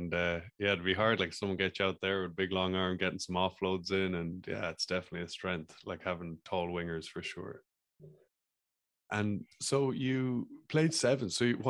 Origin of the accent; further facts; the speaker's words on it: Ireland; I'm from Ireland